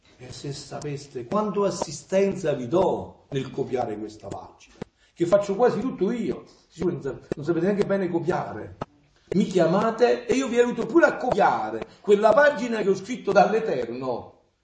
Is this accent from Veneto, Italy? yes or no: no; Avellino area, Campania, Italy; moved away; io sono villinese, sono napoletano